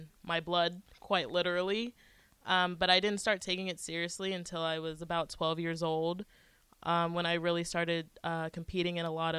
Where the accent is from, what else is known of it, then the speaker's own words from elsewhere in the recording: Woodbridge, Virginia, United States; moved away as an adult; now in Lincoln, United States; I am from Woodbridge, Virginia